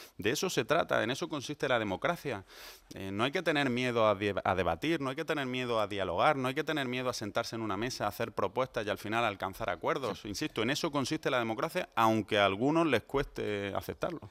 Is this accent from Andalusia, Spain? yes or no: yes; Almería, Andalusia, Spain; now in Seville, Spain; estar aquí en mi tierra, de estar en, mi ciudad